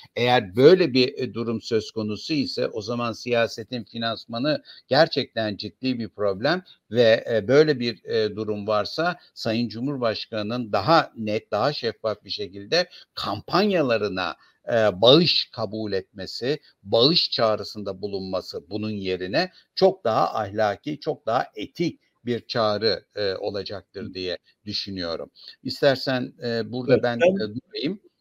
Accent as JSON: {"language": "Turkish", "region": "Ordu", "country": "Turkey", "moved": "yes", "said": "Ben Karadeniz bölgesindeydim. Ordulu olduğum için oraya gittim"}